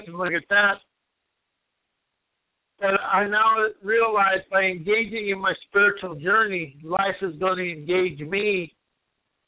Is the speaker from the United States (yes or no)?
yes; United States; I'm an American